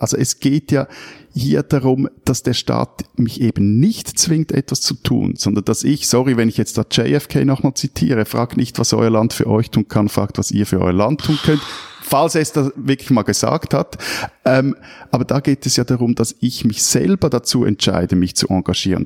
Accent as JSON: {"language": "German", "country": "Switzerland", "said": "mir als Schweizer"}